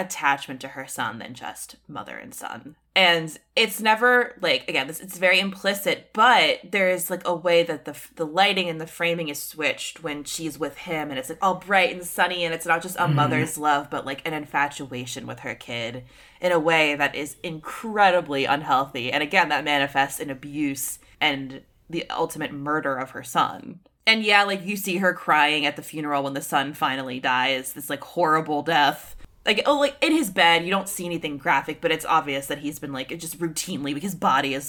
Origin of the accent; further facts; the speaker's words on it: United States; As an American